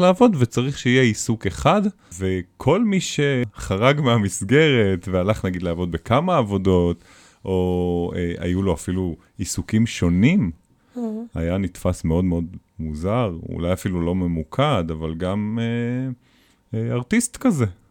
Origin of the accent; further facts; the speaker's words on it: Israel; אצלנו בישראל